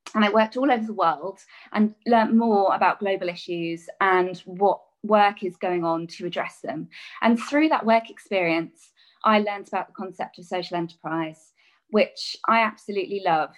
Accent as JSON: {"language": "English", "region": "England", "country": "United Kingdom", "tie": "born or raised there", "said": "a child growing up in England"}